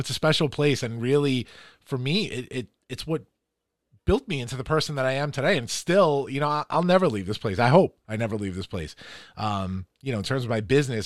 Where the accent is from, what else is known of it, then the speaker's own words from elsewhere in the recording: Farmingdale, New York, United States; also born or lived in Flushing, Queens; I grew up in Flushing. I moved here in third grade. We moved to Farmingdale